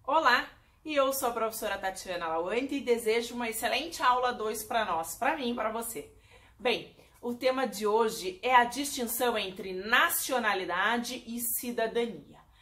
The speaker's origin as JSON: {"language": "Portuguese", "country": "Brazil"}